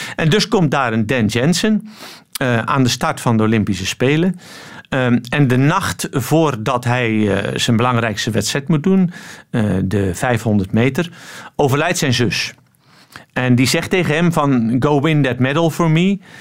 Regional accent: Netherlands; now in Antwerp, Belgium; je bent geboren in Nederland, dus dat blijf je

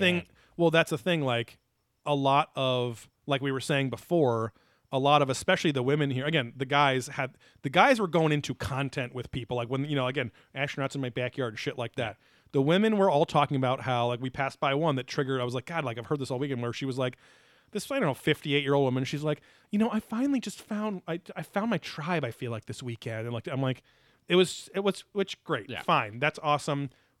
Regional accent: Florida, United States; I am from Florida.

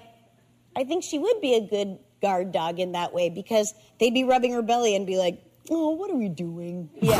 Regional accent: New Hampshire, United States; moved away; This is my first house since growing up in New Hampshire.

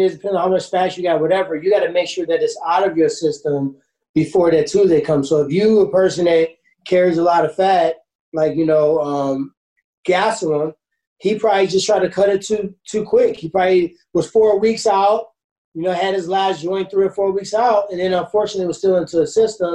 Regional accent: Ferguson, Missouri, United States; I grew up in Ferguson

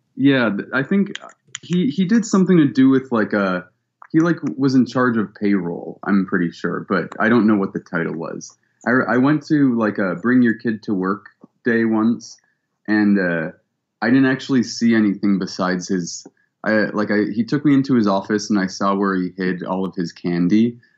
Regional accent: Cleveland, Ohio, United States; also born or lived in Columbus, Ohio; I was born in Columbus, and I grew up in Cleveland

